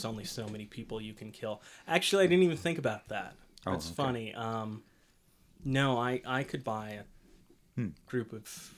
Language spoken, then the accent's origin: English; New Mexico, United States; my hometown